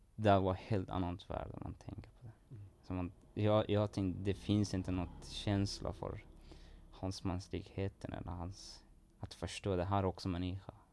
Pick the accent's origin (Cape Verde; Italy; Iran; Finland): Iran; Swedish is a second language; now in Sweden; det var svårt ganska att leva där i Iran och var, jag hade ingen framtid där